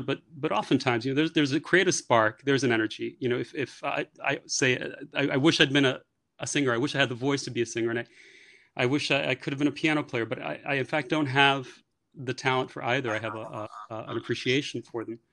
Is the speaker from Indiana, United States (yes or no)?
no; New York City, New York, United States; moved away as an adult; now in Paris, France; born and raised in New York, actually born and raised in the Bronx in New York